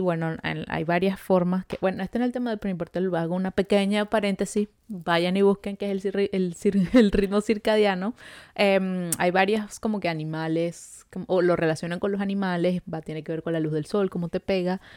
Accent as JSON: {"language": "Spanish", "country": "Venezuela", "moved": "yes", "lives_now": "Montreal, Canada", "said": "nosotras somos dos amigas venezolanas que llevamos viviendo ya varios añitos en Montreal"}